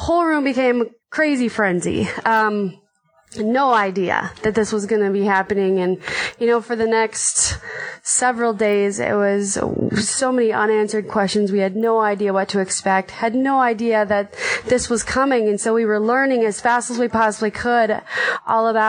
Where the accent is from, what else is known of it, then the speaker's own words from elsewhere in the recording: Minnesota, United States; I'm from Minnesota and I have three kids